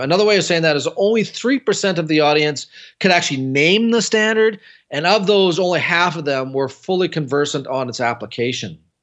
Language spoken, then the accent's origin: English; Canada; I'm from Canada